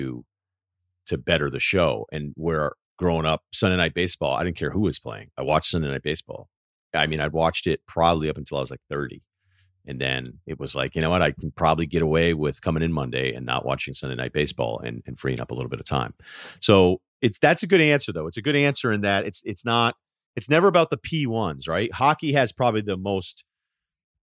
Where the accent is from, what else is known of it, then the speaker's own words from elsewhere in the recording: Hartford, Connecticut, United States; moved away; also born or lived in Providence; I was born in Hartford